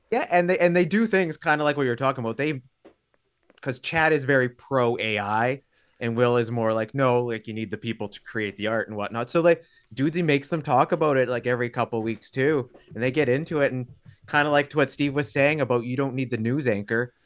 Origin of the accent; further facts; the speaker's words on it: Thunder Bay, Ontario, Canada; now in Hamilton, Canada; I'm from Thunder Bay originally